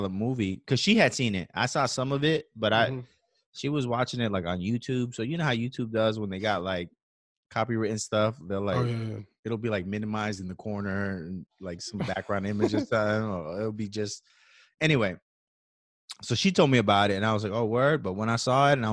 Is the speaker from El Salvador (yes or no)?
yes; El Salvador; moved away; I'm from El Salvador and my wife's from Puerto Rico